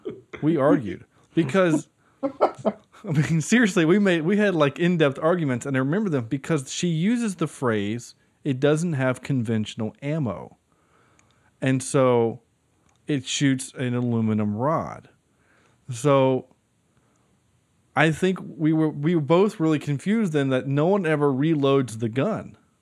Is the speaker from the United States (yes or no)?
no; Ireland; know, I am Irish, so.